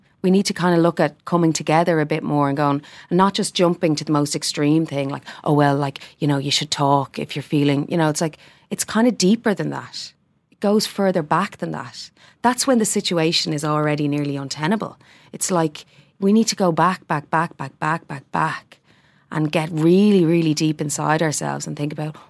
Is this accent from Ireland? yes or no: yes; Ireland; and as Irish people, can we say that about ourselves?